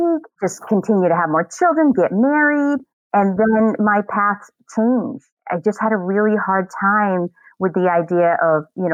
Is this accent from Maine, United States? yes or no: yes; Sanford, Maine, United States; I actually live in the same town I grew up in. Sanford, Maine